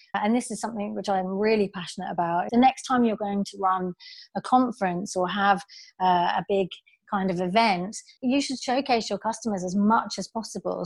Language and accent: English; United Kingdom; also born or lived in Australia; I'm British